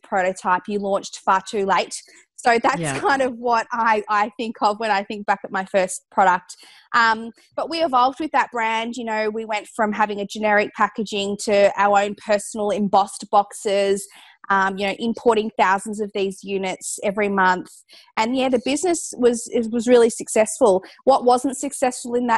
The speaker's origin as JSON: {"language": "English", "town": "Geelong", "region": "Victoria", "country": "Australia", "tie": "born or raised there", "said": "where I grew up in Geelong, we actually at this time had no cold pressed juice bars in the city."}